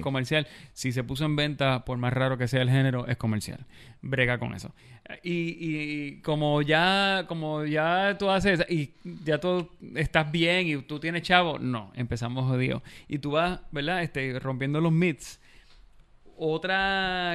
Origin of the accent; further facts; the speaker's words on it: Bayamón, Puerto Rico; Yo soy de Bayamón y yo crecí en los 80.